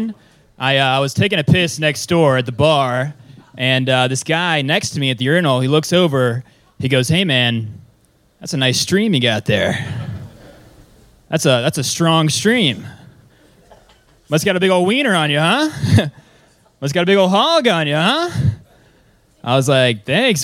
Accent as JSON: {"language": "English", "town": "Atlanta", "region": "Georgia", "country": "United States", "moved": "yes", "lives_now": "Austin, United States", "said": "I'm from Atlanta, but I moved out here and started here pretty much"}